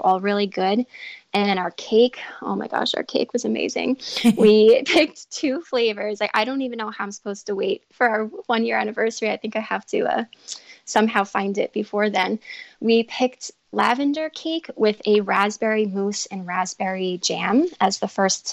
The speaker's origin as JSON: {"language": "English", "area": "Long Island", "region": "New York", "country": "United States", "said": "we're from New York, specifically Long Island"}